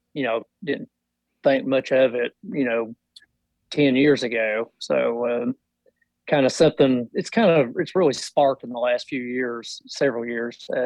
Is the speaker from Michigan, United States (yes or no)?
no; Kentucky, United States; I'm from Kentucky, and I work for a power company here, local power company